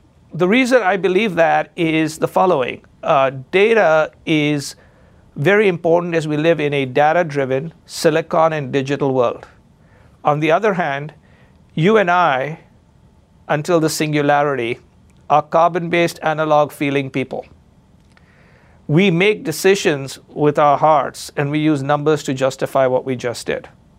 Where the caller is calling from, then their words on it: Chicago, Illinois, United States; And as you know, I am speaking from Chicago, and I'm a graduate of the University of Chicago Business School.